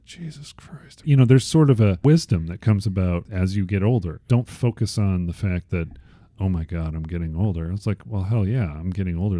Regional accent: Chicago, Illinois, United States; I was born in Chicago

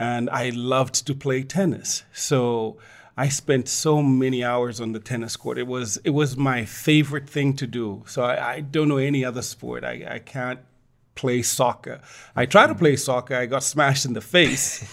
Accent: Ndola, Copperbelt Province, Zambia; now in Lusaka, Zambia; I grew up in Ndola, which was the processing town

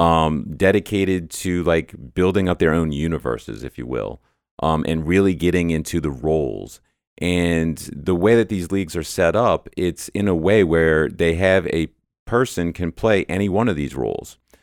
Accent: New Orleans, Louisiana, United States; moved away as an adult; now in Dallas, United States; So I'm not actually from the Dallas area. I'm from New Orleans originally

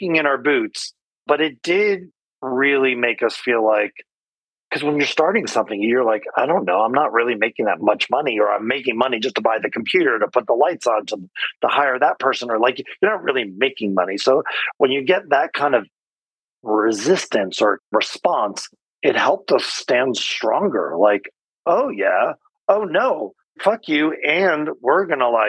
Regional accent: Connecticut, United States; moved away as an adult; now in California, United States; I grew up in Connecticut, came out west to California, came to school here

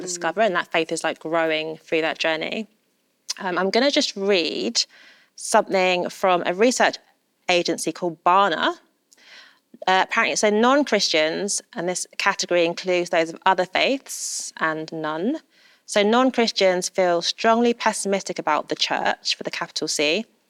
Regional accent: London, United Kingdom; I'm such a Londoner

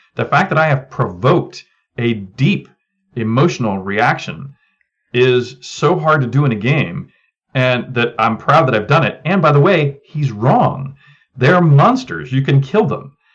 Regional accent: United States; also born or lived in England; I'm an American that happened to be born to American parents while uh, they were in England

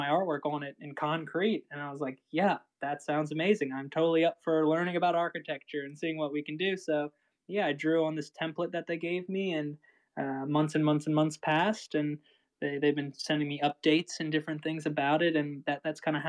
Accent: Maryland, United States; I grew up in Maryland here

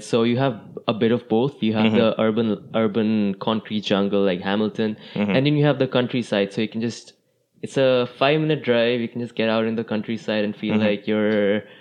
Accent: Chandigarh, India; moved away as an adult; also born or lived in Delhi; now in Canada; I'm from Delhi, mm-hmm. Chandigarh. So Chandigarh is north of Delhi

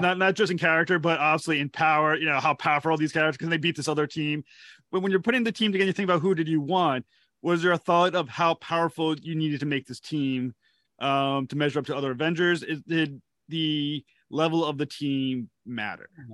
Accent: Rhode Island, United States; I'm Rhode Island

